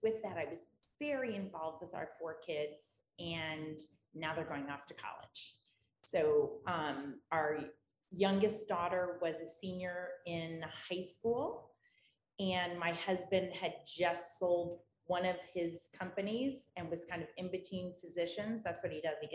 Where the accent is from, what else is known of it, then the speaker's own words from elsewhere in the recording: Sarasota, Florida, United States; moved away as an adult; also born or lived in New England; now in South Shore of Boston, United States; I grew up in Sarasota, Florida. I'm a girl from Siesta Key, and I moved to New England after college